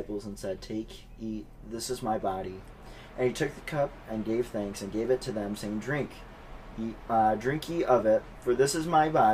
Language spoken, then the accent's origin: English; United States; as American Baptists